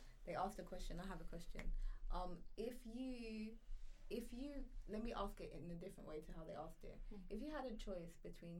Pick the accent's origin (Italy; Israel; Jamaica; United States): Jamaica; Kingston, Kingston Parish; I come from Kingston.